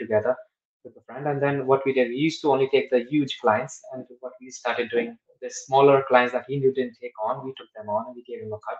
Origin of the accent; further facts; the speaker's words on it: Vrindavan, Uttar Pradesh, India; now in United Kingdom; I'm from Vrindavan, I'm from there